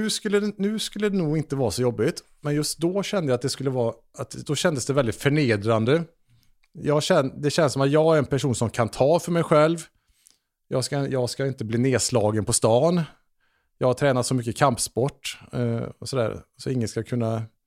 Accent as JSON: {"language": "Swedish", "town": "Trollhättan", "region": "Västra Götaland", "country": "Sweden", "tie": "born or raised there", "said": "jag växte upp i Trollhättan"}